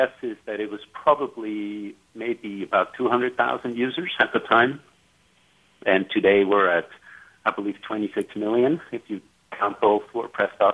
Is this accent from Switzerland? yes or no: yes; Switzerland; moved away as an adult; also born or lived in California; I grew up in Switzerland. And I moved to California when I was 19